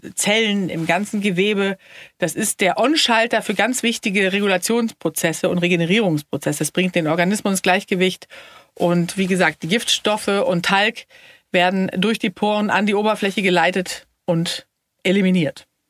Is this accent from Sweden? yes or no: yes; Sweden; ich bin ja Schwedin